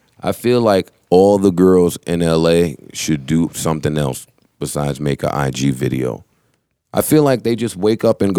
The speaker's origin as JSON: {"language": "English", "region": "New Jersey", "country": "United States", "said": "I'm from New Jersey, and I'm 36."}